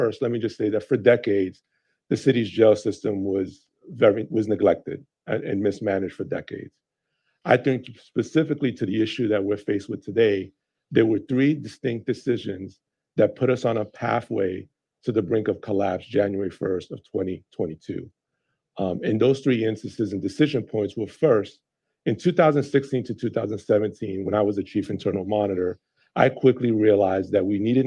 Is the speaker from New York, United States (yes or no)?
yes; New York City, New York, United States; moved away; also born or lived in Las Vegas / Westchester; New York City is my hometown